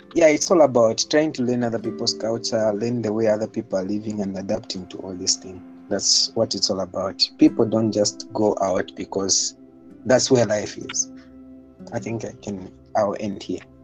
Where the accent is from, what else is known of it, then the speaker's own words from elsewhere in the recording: Zambia; moved away as an adult; now in Moscow, Russia; I was born and raised in Zambia as well. And now I'm in Russia